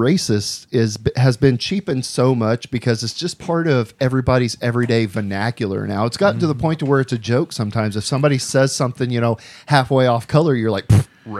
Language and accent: English; Seattle, Washington, United States; I have been born and raised in Seattle, and I see it everywhere.